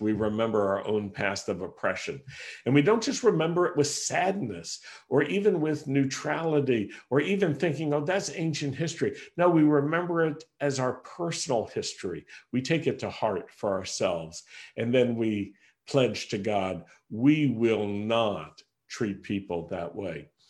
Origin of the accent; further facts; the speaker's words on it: Roanoke, Virginia, United States; moved away as an adult; also born or lived in Rochester, New York; We had to move from my hometown in Roanoke, Virginia, to Rochester, New York